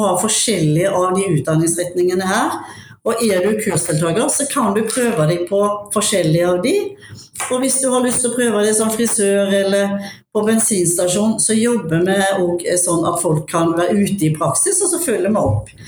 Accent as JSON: {"language": "Norwegian", "town": "Haugesund", "region": "Rogaland", "country": "Norway", "lives_now": "Mjøndalen, Norway", "said": "Eh, jeg er opprinnelig fra Haugesund, jeg bor i Mjøndalen"}